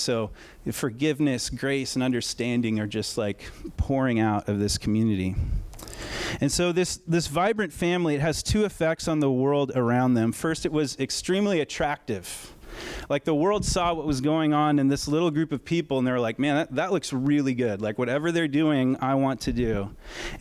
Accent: United States; we're American

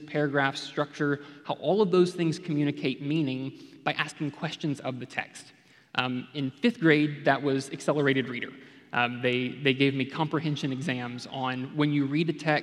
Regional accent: Memphis, Tennessee, United States; now in Texas, United States; I grew up in Memphis, Tennessee, came to Texas as soon as I could

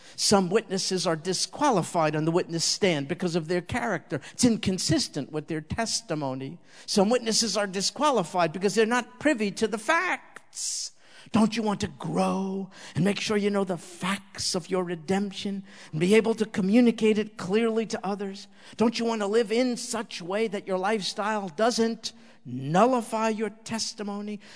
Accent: New York, United States; I was raised in New York, kind of a street kid

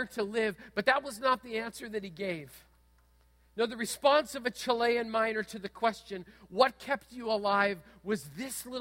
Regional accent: Manitoba, Canada; When I was a kid growing up in Manitoba

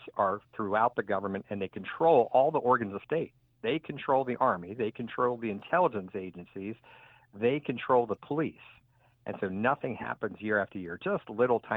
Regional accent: Washington, District of Columbia, United States; my hometown, Washington, D.C.

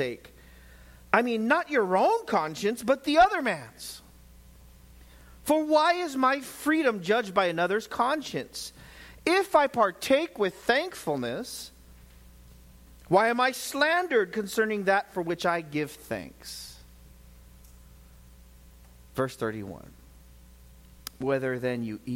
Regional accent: United States; as an American

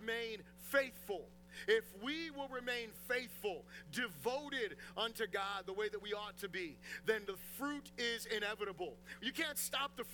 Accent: United States; as an American Christian

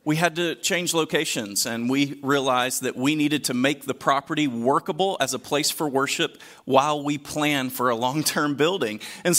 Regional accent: Deep South, United States; I grew up in the Deep South. I listened to enough country music growing up

